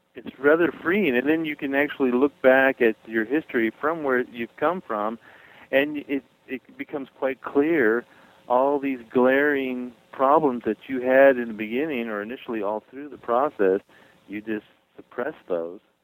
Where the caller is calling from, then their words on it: Missouri, United States; I'm calling from Missouri